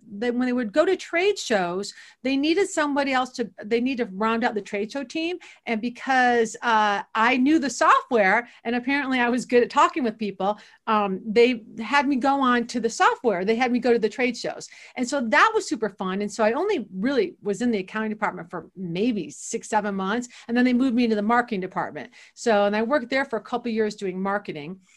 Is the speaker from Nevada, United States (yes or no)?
no; Toledo, Ohio, United States; moved away as an adult; also born or lived in Boston; now in Washington, DC, United States; I grew up in Toledo, Ohio, uh, and that is where I am born and raised as a Buckeye